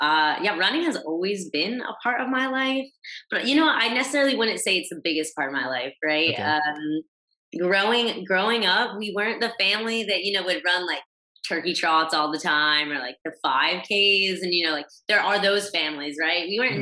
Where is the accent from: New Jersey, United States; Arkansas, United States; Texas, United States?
Texas, United States; I've moved around a lot. I grew up in Texas and moved at least 6 times throughout just childhood alone.